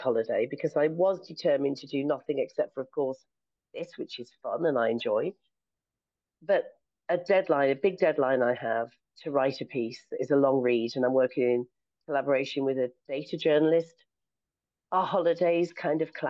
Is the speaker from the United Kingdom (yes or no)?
yes; United Kingdom; I'm British